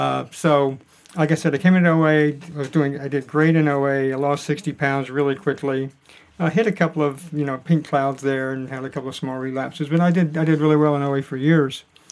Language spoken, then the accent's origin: English; Atlanta, Georgia, United States; also born or lived in upstate New York; now in Northern Virginia, United States; Originally Atlanta, Georgia. Now I live in Northern Virginia.